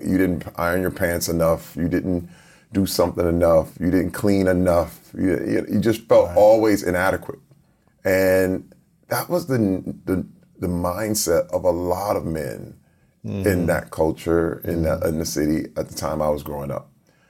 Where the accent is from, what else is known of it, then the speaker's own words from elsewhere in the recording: Flint, Michigan, United States; Growing up in Flint, Michigan, it was in the middle when the auto industry imploded. I was around 10 years old, and then the crack epidemic happened at the same time.